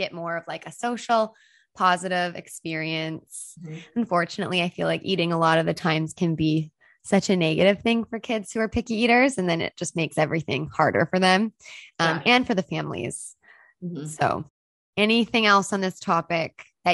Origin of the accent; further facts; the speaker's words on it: Canada; as a Canadian